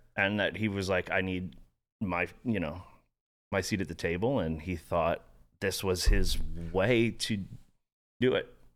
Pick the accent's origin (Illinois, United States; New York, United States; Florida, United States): Florida, United States; also born or lived in San Diego, California; grew up in Florida, which was the furthest place away from the military